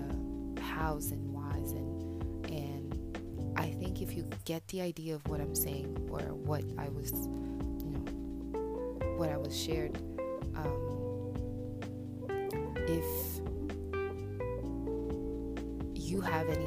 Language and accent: English; Montreal, Quebec, Canada; I'm from Montreal